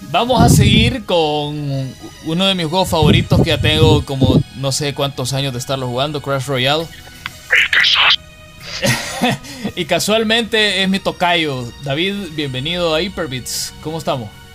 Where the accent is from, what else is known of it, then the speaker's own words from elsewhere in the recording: El Salvador; cómo somos los salvadoreños, fuertes y llegamos siempre a nuestros objetivos